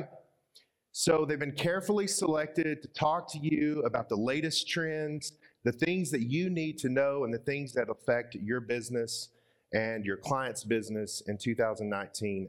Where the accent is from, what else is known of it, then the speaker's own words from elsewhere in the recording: Arkansas, United States; I'm from Arkansas, from the center of the U.S.